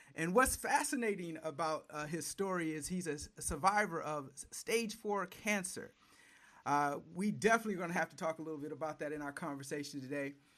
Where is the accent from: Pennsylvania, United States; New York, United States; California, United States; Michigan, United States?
Michigan, United States; Flint; moved away as an adult; also born or lived in Detroit metro area, Michigan; now in Atlanta, United States; I'm from Michigan. Spent a lot of time, uh, most of my adult career in the Detroit metro area, but grew up in Flint